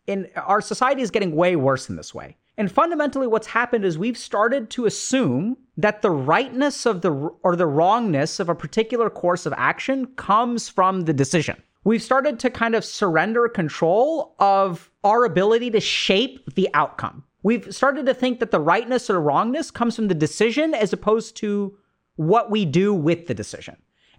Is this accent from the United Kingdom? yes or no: no; India; this is what's sort of interesting about growing up being Indian, is, you know, I come from a culture where arranged marriages happen.